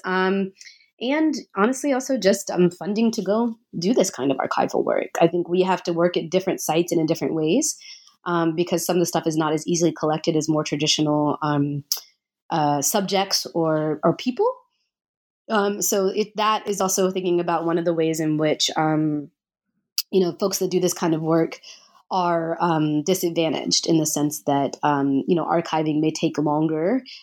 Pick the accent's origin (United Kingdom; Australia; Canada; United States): United States; Nashville, Tennessee; I grew up in Nashville, Tennessee